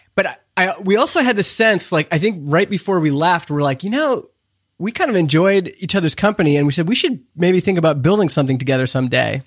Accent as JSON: {"language": "English", "country": "Canada", "said": "I'm from Canada"}